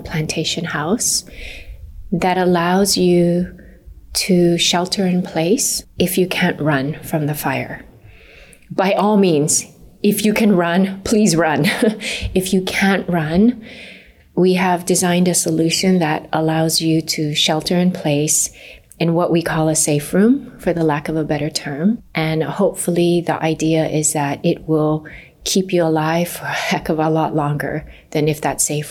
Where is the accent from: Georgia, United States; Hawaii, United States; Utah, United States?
Hawaii, United States; Kihei; I'm a Maui girl. I grew up in Kihei